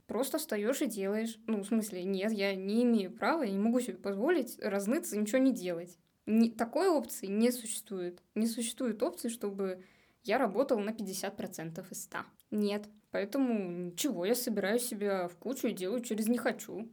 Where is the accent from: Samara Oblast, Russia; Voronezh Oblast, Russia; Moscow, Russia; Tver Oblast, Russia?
Samara Oblast, Russia; Samara; moved away as an adult; now in Saint Petersburg, Russia; я из Самары, и когда я туда приезжаю, домой, я не чувствую больше, что это мой дом